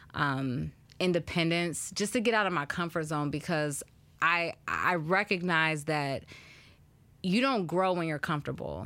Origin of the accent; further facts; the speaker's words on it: the Bay Area, California, United States; moved away as an adult; also born or lived in Chicago; I'm from Cali, I'm from the Bay, I'm used to mild weather